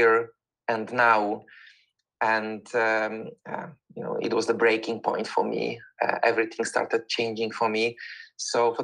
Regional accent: Poland; moved away as an adult; now in London, United Kingdom; I'm originally from Poland, but for the past 21 years, I was living in the United Kingdom. I'm living in the United Kingdom and in London.

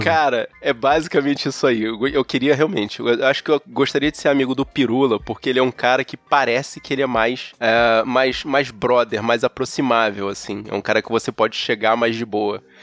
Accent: Rio de Janeiro, Brazil; como carioca, para todo lugar que eu vou, eu levo o calor do Rio de Janeiro

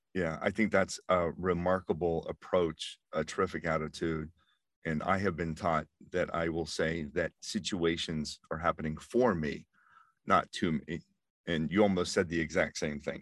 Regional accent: Pittsburgh, Pennsylvania, United States; I grew up in Pittsburgh

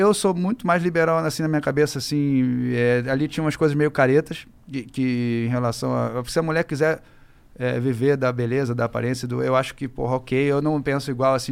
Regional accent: Rio de Janeiro, Brazil; eu venho lá do Rio

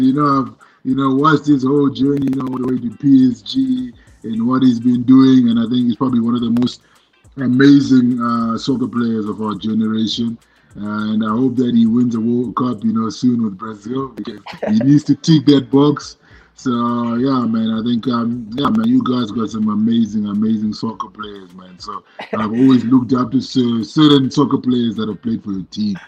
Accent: Zimbabwe; where I was born and raised in Zimbabwe

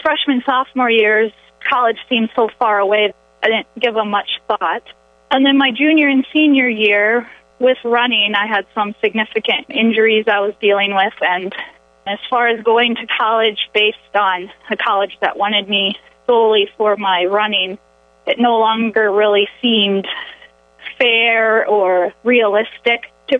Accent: Orange City, Iowa, United States; moved away as an adult; now in Rapid City, United States; I grew up in Orange City, Iowa

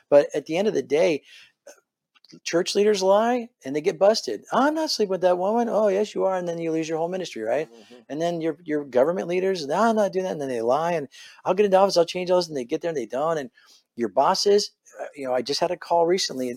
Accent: Fullerton, California, United States; moved away as an adult; now in Dallas, United States; I was born and raised in Southern California.

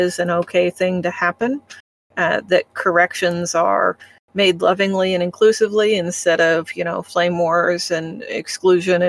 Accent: Midwest, United States; I'm from the Midwest.

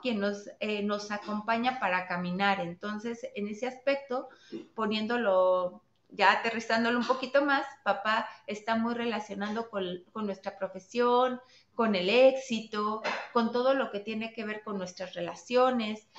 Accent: Mexico; yo, soy mexicana

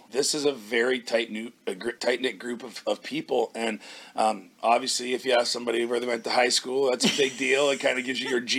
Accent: Moose Jaw, Saskatchewan, Canada; accent: Canadian; moved away as an adult; now in St. Louis, United States; Yeah, I grew up in a small town. It's not really that small. It's the third largest city in Saskatchewan. Moose Jaw. Played all my hockey there. Grew up there. I even played 2 years of major junior in the Western Hockey League in my hometown.

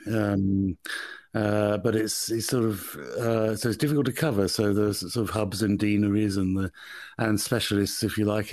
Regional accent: Birmingham, West Midlands, United Kingdom; accent: Birmingham; I come from Birmingham

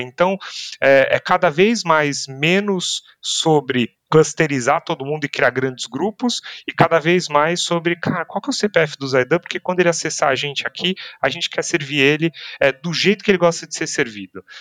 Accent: Brazil; Nossas interações, as nossas como brasileiros, interações nesta região são muito positivas

